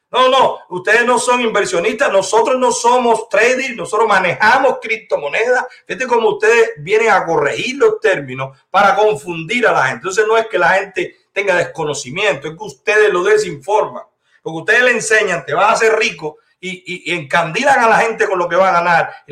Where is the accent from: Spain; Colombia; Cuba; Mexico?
Cuba; now in United States; Yo vivo en la Florida. Usted es cubana de Camagüey, yo soy cubano de toda Cuba.